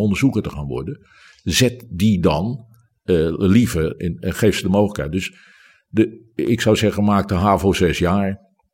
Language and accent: Dutch; Rotterdam, South Holland, Netherlands; ik ben Rotterdammer.